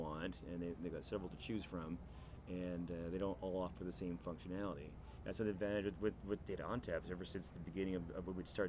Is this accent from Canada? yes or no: yes; Canada; me being Canadian